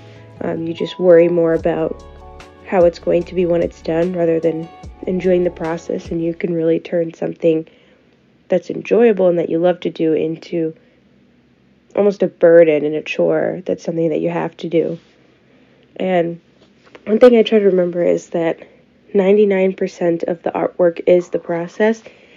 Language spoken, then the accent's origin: English; Lakeville, Minnesota, United States; I grew up in Lakeville, which is a suburb about 30 minutes south of Minneapolis